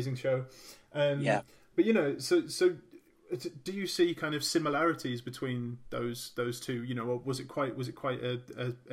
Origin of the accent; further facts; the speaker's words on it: Birmingham, West Midlands, United Kingdom; I'm from Birmingham